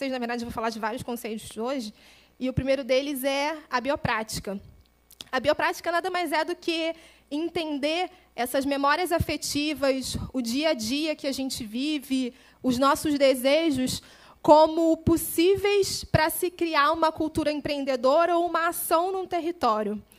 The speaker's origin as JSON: {"language": "Portuguese", "town": "Nova Iguaçu", "region": "Rio de Janeiro", "country": "Brazil", "tie": "born there", "said": "Então, a gente morou na Zona Norte, na Zona Oeste, na Baixada Fluminense. Eu nasci, sou registrada em Nova Iguaçu, na Baixada."}